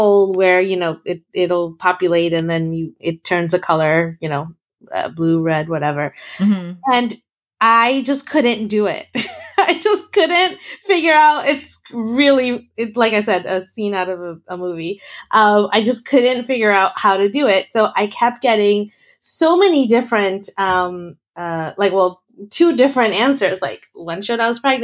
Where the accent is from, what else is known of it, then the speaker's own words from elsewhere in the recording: New York City, New York, United States; moved away; I'm a New Yorker. I was born and raised here